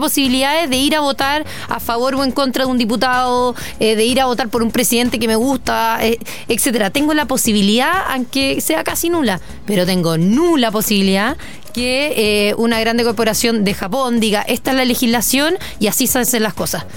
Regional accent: Chile; como chilena

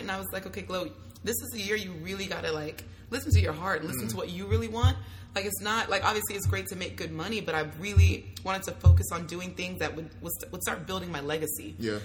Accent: Hayward, California, United States; also born or lived in Union City; So I was born and raised in Hayward slash Union City. Okay. So the Bay Area

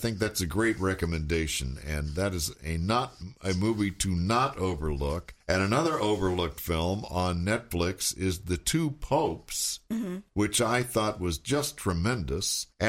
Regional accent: San Antonio, Texas, United States; my hometown of San Antonio, Texas

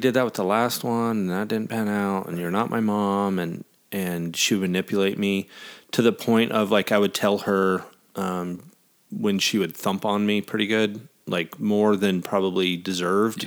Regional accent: American Falls, Idaho, United States; moved away as an adult; also born or lived in Jackson Hole, Wyoming / Arizona; We're still in Idaho, my hometown

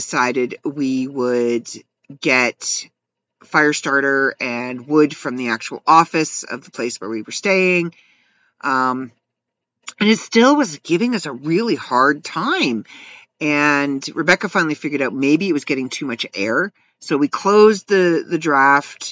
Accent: Canada; As a Canadian

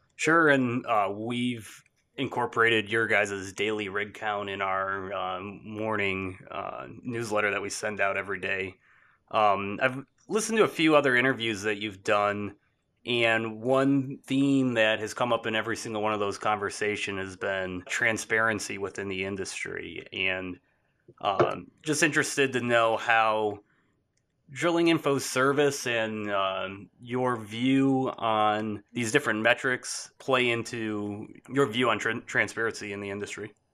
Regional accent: Michigan, United States; moved away; my home state in Michigan

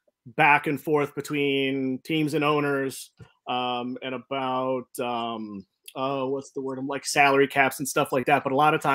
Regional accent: Norfolk, Virginia, United States; moved away; also born or lived in Missouri; I'm originally from Norfolk. So I'm originally from the East Coast, soggy, rainy, London-esque East Coast.

